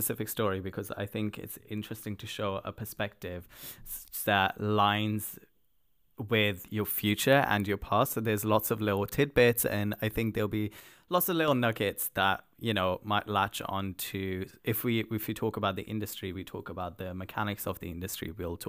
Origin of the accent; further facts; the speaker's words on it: Pakistan; also born or lived in Netherlands; now in United Kingdom; Well, I started in Holland. Okay. I was born in Holland, moved to Pakistan, then came to the UK.